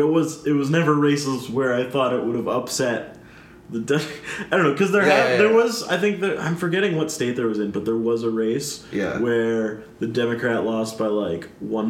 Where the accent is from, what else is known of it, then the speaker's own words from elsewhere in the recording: Northern Virginia, United States; I'm very proud of my home district, because so I grew up in the Virginia 10th.